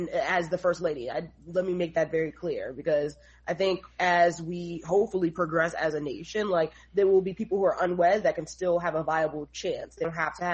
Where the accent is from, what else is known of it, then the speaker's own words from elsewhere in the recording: New York City, New York, United States; also born or lived in Philadelphia / New Jersey; I'm a native New Yorker. I grew up in New York, raised in New York